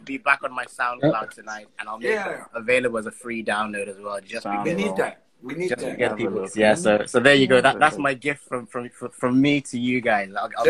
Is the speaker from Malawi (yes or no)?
yes; Blantyre, Southern Region, Malawi; moved away as an adult; also born or lived in Zimbabwe; now in United Kingdom; I grew up in Blantyre, Malawi. My family all from Tanzania. I was born in Zimbabwe, though, so I'm a mixed bag, and I live in the UK now.